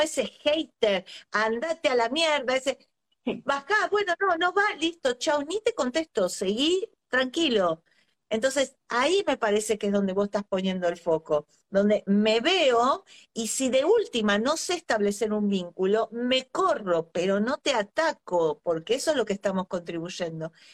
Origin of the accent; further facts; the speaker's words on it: Argentina; soy argentina